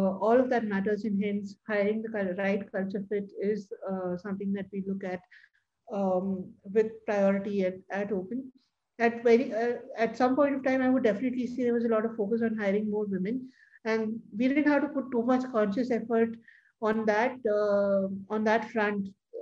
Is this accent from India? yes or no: yes; India; as Indian women